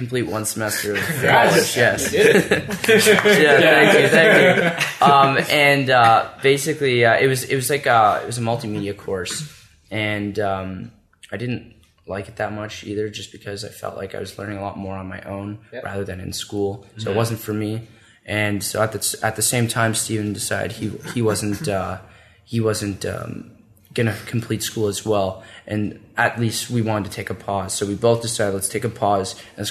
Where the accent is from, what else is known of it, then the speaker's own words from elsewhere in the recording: Ottawa, Ontario, Canada; I'm an Ottawa boy